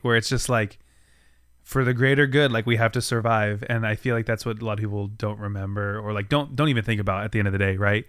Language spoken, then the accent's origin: English; United States; on our continent as an American